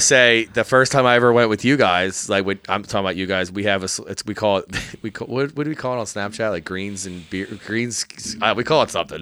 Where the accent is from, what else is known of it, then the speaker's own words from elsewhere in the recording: Bucks County, Pennsylvania, United States; I grew up in Bucks County